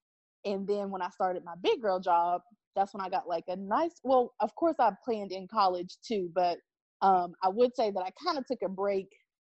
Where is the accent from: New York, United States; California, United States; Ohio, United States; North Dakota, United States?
Ohio, United States; also born or lived in West Virginia; So it's a mixture of Ohio and West Virginia. And I say that because I just kind of flopped between the two as I was growing up.